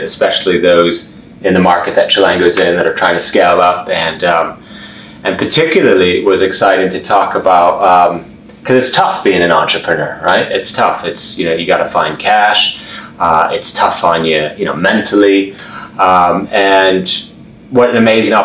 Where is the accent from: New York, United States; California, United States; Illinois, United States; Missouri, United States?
Illinois, United States; Chicago; moved away as an adult; also born or lived in Oslo, Norway; now in London, United Kingdom; I grew up for the most part in Chicago